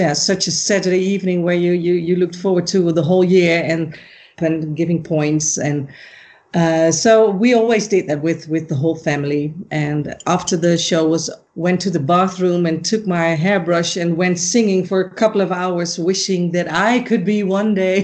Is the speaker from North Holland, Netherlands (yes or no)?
no; Rotterdam, South Holland, Netherlands; Rotterdam, which is my hometown